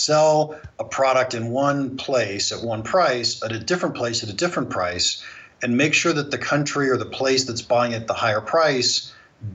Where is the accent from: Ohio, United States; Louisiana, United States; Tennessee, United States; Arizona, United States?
Ohio, United States; moved away; also born or lived in California; I was born and raised in Ohio. And in the early 1980s, I moved to California